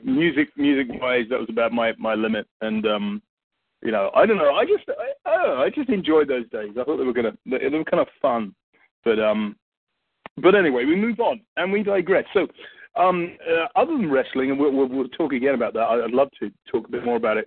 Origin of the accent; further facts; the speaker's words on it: England, United Kingdom; accent: English; I'm English